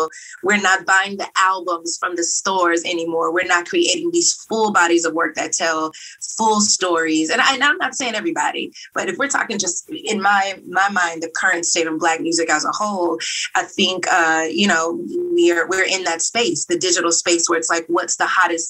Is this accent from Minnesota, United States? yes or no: no; Texas, United States; I'm from Texas